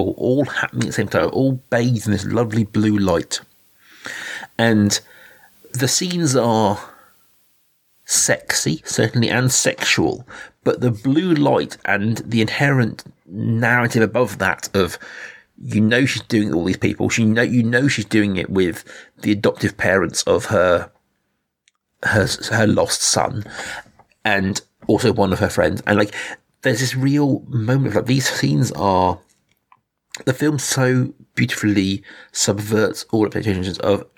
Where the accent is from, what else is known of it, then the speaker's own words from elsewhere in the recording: United Kingdom; as a Brit